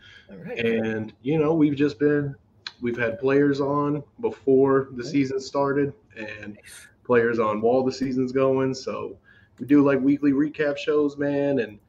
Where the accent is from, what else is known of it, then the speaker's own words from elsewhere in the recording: Jacksonville, Florida, United States; born and raised in Jacksonville, Florida.